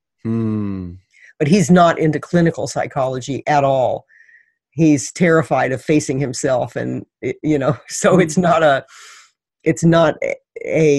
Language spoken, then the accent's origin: English; Missouri, United States; I grew up in Missouri